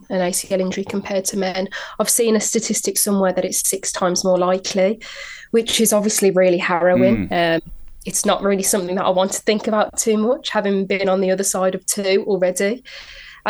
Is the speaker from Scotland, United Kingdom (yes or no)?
no; Birmingham, West Midlands, United Kingdom; There's a big Irish community in Birmingham where I grew up